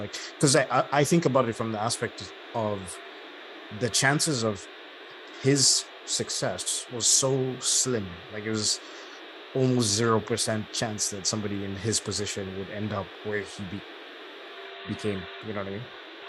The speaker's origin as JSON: {"language": "English", "country": "Zambia", "tie": "born there", "said": "So basically, to keep the story brief, I was born in Zambia. My dad's obviously Zambian, Southern Africa."}